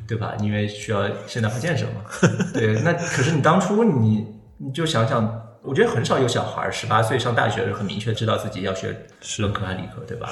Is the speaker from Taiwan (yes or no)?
no; Hunan, China; 我是湖南人